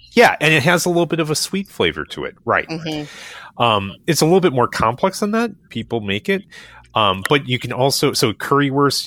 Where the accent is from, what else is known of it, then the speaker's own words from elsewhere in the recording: Cleveland area and Columbus, Ohio, United States; I was raised in the Cleveland area and Columbus